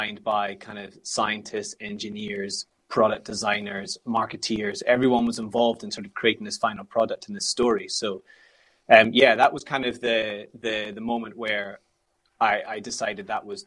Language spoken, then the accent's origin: English; Scotland, United Kingdom; growing up in Scotland